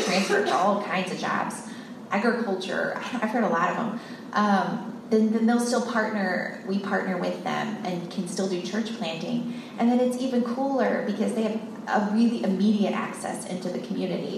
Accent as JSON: {"language": "English", "region": "Texas", "country": "United States", "tie": "born or raised there", "also_born_or_lived": "Columbia, Missouri / India / Nepal / Pakistan", "moved": "as an adult", "said": "I grew up in Texas"}